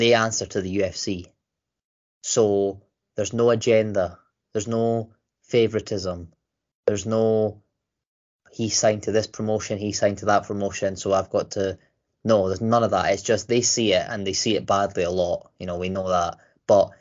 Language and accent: English; Scotland, United Kingdom; I'm Scottish